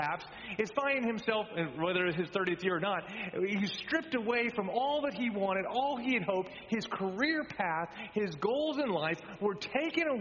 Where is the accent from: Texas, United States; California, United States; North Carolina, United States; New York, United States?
Texas, United States; moved away; I grew up in Texas